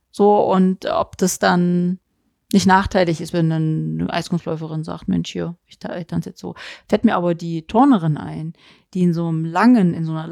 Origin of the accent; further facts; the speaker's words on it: East Germany, Germany; ich kann mich erinnern, ich komme ja aus der DDR und meine Schwestern